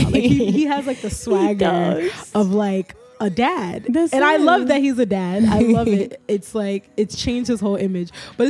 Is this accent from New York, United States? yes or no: yes; New York City, New York, United States; I'm from Brooklyn.